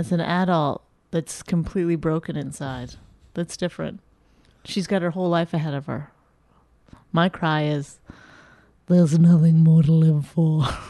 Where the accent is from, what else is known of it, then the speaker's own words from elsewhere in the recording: Canada; But I'm Canadian, so that happens.